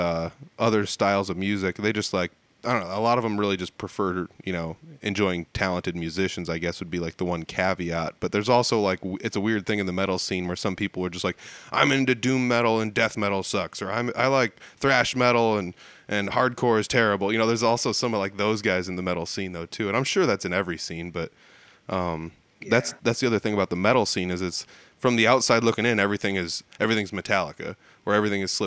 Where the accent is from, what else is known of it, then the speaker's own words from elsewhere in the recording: Humboldt, Iowa, United States; Humboldt, it's north of Fort Dodge